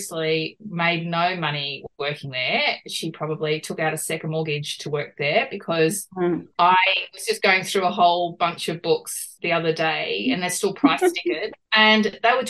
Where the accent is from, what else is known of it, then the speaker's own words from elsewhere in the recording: Concord, New South Wales, Australia; also born or lived in Beecroft; I was born in Concord and that's where I grew up